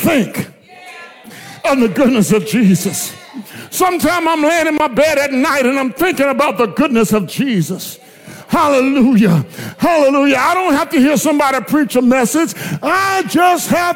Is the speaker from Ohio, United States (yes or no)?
no; Blair, South Carolina, United States; I come from Blair